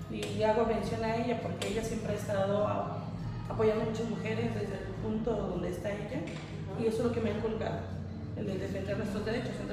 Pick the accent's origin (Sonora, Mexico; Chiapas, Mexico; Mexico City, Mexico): Chiapas, Mexico; Comitán; also born or lived in Chimón (birthplace, until age 5); Soy de Chimón, nacida allá y criada hasta los 5 años. De ahí yo me cambio por cuestiones laborales de mi mamá y pues más que nada de mi educación, que era fundamental para ella. Entonces nos trae para Comitán y de acá son 20 años que estoy radicando.